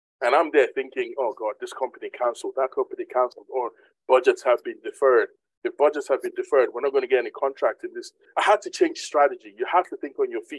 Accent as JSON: {"language": "English", "country": "Nigeria", "moved": "yes", "lives_now": "United Kingdom", "said": "I'm originally a Nigerian"}